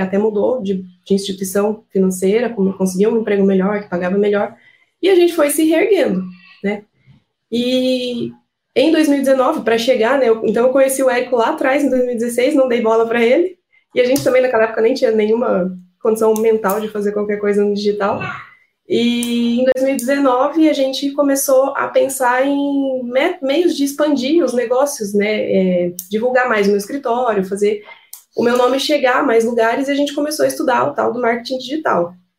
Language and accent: Portuguese; Piracicaba, São Paulo, Brazil; nós somos de Piracicaba, interior de São Paulo